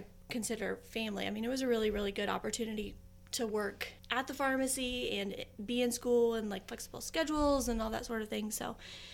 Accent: Moreland, Indiana, United States; now in Muncie, United States; I grew up in Moreland.

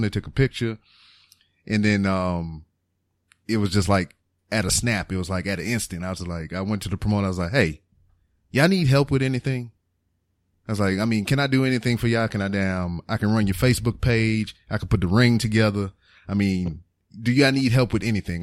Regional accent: Lake Charles, Louisiana, United States; moved away as an adult; I left Lake Charles

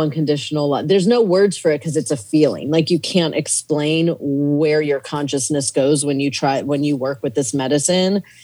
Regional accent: Virginia, United States; moved away as an adult; also born or lived in Kenya / Arizona / Malawi; I grew up in like Virginia. My parents moved to Virginia, and I grew up on the East Coast

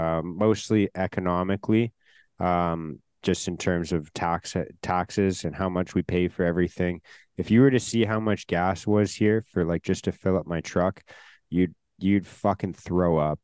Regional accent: Canada; this like part of Canadian culture of like not being American.

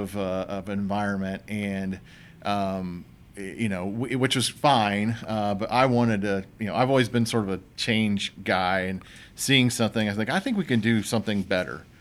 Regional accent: Franklin, Indiana, United States; my hometown, Franklin

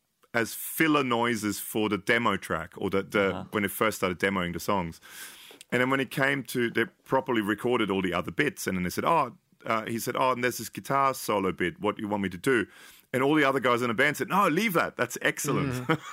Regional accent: United Kingdom; I mean, I'm British, but.

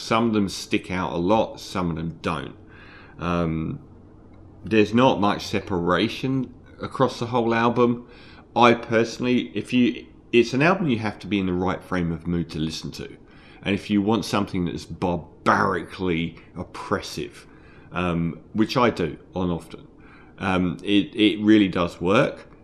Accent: London, United Kingdom; I'm from London

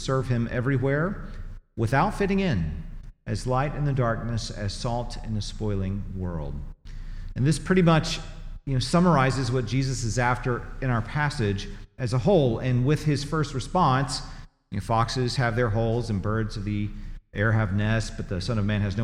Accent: Tennessee, United States; moved away as an adult; also born or lived in Missouri; now in Greenville, United States; I grew up in Tennessee and lived there for 25 years and then lived in Missouri for 15 years, this is home.

